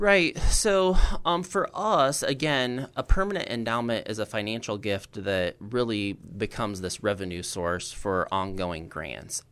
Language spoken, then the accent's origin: English; Roseville, Illinois, United States; I'm originally from Roseville